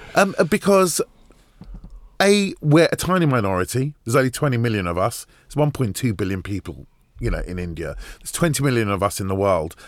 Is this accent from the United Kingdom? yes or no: yes; Hounslow, London, United Kingdom; also born or lived in Hammersmith / Farnborough / Camberley; I was born in Hammersmith, right. and then those first ten years, a bit in Hounslow. Right. Uh, you know, which is where i spent most of my life